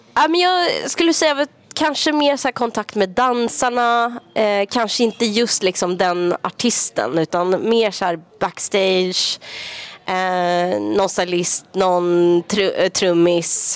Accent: Sweden; moved away as an adult; jag bor inte hemma i Sverige längre.

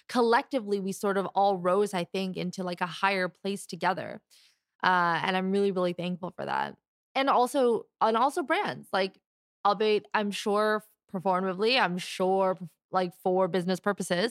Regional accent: Canada; I was born and raised here in Canada

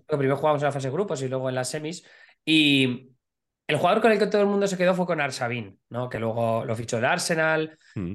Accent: Alcoy, Valencian Community, Spain; Yo soy de Alcoy. Alcoy es la tercera ciudad por población en Alicante

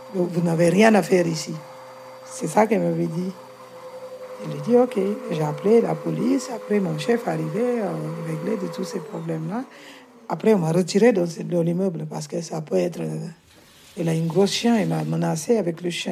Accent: Guinea-Bissau; French is a second language; now in France; Je suis née en Guinée-Bissau. J'ai grandi là-bas un peu, dans la campagne

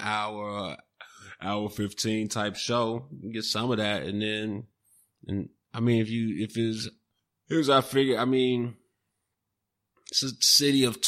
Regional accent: Chicago, Illinois, United States; I'm from Chicago and the cold, you know, I grew up in it

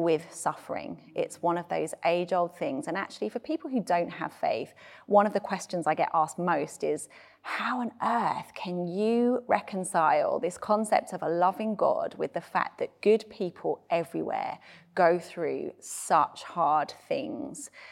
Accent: United Kingdom; being British

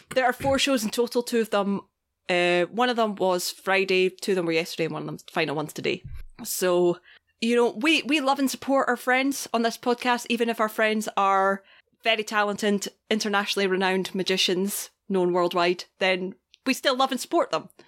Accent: Scotland, United Kingdom; I am Scottish

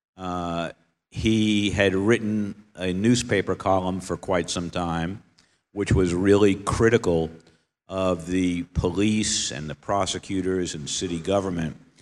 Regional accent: New York, United States; moved away; I come from New York.

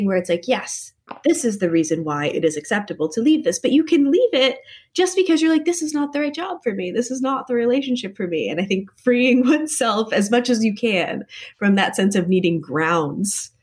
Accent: Connecticut, United States; I grew up in Connecticut, which is a very polite kind of New England place

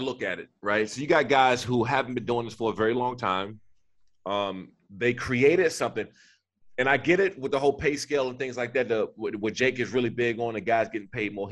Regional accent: Prince George's County, Maryland, United States; I grew up in Prince George's County, Maryland, in Washington, D.C.

